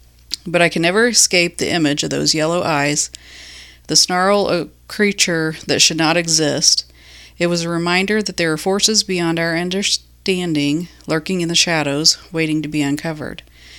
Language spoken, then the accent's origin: English; Illinois, United States; My good friend Emily and I grew up together in Illinois. We lived next door to one another